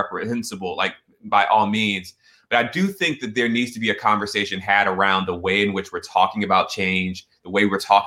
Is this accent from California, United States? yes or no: no; Atlanta, Georgia, United States; Growing up in Atlanta